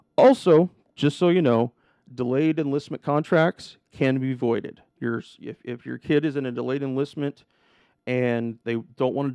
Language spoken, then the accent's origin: English; The Dalles, Oregon, United States; also born or lived in Portland area, Oregon; now in Portland, United States; My little recruiting office in the Dalles, my hometown, and granted it was the biggest town in my county